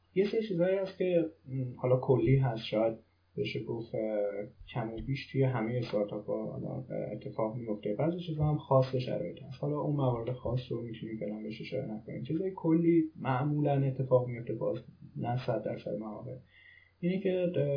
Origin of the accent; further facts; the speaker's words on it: Iran; moved away as an adult; now in Germany; خارج از ایران هستم